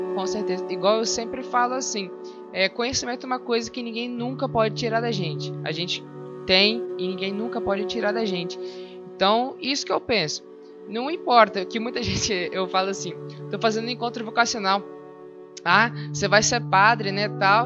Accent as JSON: {"language": "Portuguese", "region": "Espírito Santo", "country": "Brazil", "said": "eu sou do Espírito Santo"}